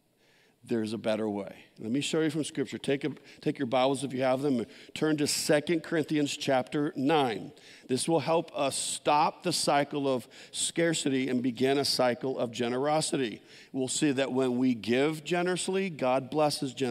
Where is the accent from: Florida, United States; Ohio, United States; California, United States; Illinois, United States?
California, United States; San Jose; I grew up in San Jose, all concrete, no gardens